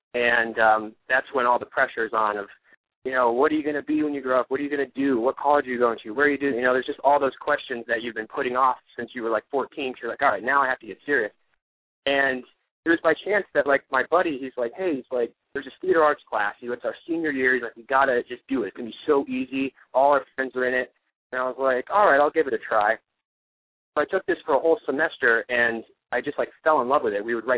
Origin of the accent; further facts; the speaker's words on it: Ohio, United States; moved away; and my whole life was just like, boom, boom, boom, like sports, and then it all stopped, and then I moved out here and star